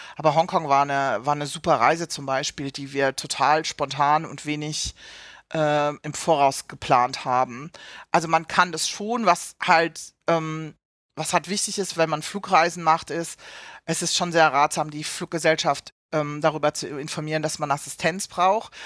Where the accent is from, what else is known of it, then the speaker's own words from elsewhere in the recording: Southern Germany, Germany; moved away as an adult; also born or lived in Hamburg; ich komme ursprünglich aus dem Süden von Deutschland